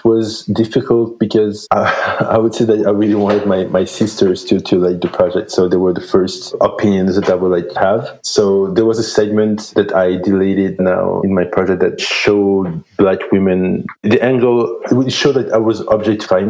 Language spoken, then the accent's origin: English; Belgium; moved away as an adult; now in Vancouver, Canada; I grew up in Belgium